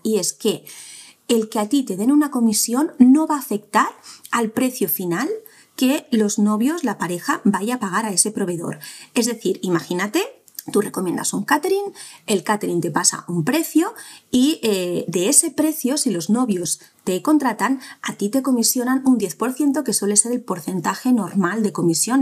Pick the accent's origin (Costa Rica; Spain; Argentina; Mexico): Spain; cómo somos los españoles